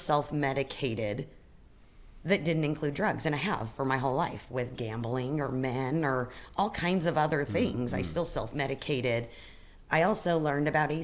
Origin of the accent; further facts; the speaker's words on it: Fruita, Colorado, United States; also born or lived in Grand Junction, Colorado; now in Spokane, United States; I grew up in Colorado in a small town, Grand Junction.